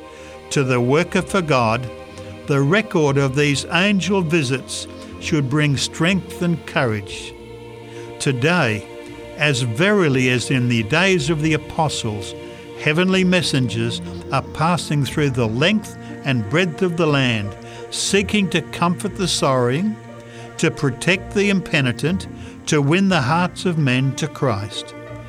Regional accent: Canada; I was prepared for the cold. I am a Canadian.

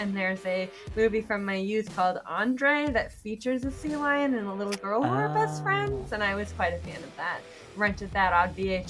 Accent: Alaska, United States; yeah, I'm from

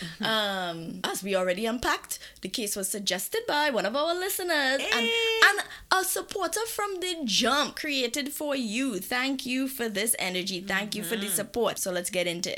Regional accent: Trinidad & Tobago; moved away; I am coming from Trinidad

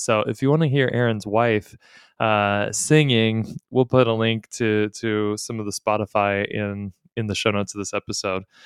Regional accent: Texas, United States; I'm a Texan

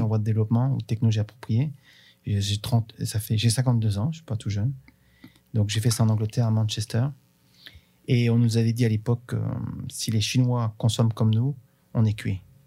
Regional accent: Bourges, Centre-Val de Loire, France; Chez nous, on a, on a un festival qui est très connu qui s'appelle le Printemps de Bourges

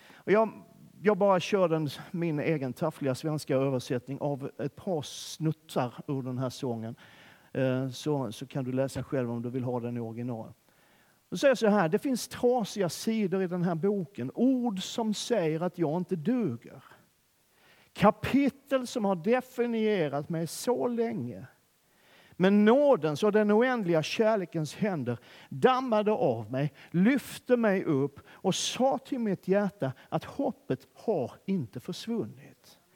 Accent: Skåne, Sweden; accent: Scanian (skånska); min skånska

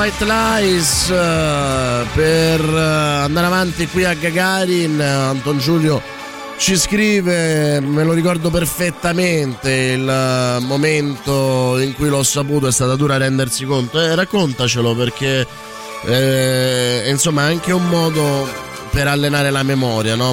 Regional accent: Calabria, Italy; moved away; also born or lived in Rome; Avevo dodici anni e vivevo in Calabria, avevo già conosciuto la mafia per altre piccole cose al paese dove vivevo

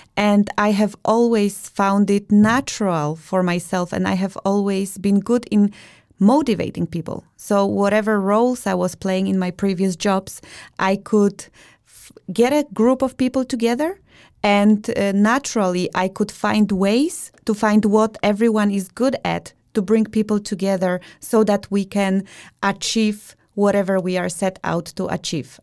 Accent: Białystok, Podlaskie Voivodeship, Poland; moved away as an adult; now in Denmark; I am originally from Białystok, Poland. I have been living in Denmark for over ten years

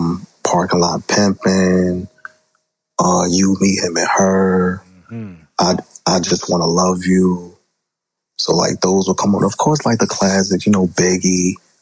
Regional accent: Jersey City, New Jersey, United States; It's a very diverse city. There's a lot of cultures here. I'm from an area called Greenville, or the Hill.

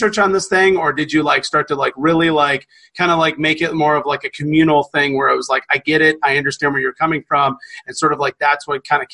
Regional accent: the South, United States; we're from the South.

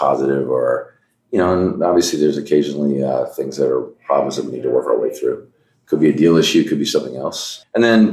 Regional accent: Wayne, Pennsylvania, United States; also born or lived in New York City / New York suburbs; I was born in New York City, moved to New York suburbs when I was young, but really grew up outside of Philadelphia. We moved to Wayne, Pennsylvania when I was in first grade

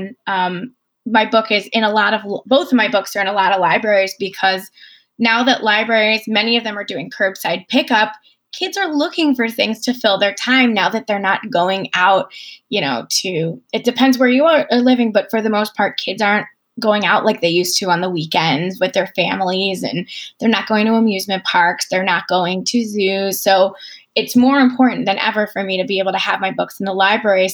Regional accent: Chicago, Illinois, United States; I've been writing for Chicago Parent, which is in my hometown

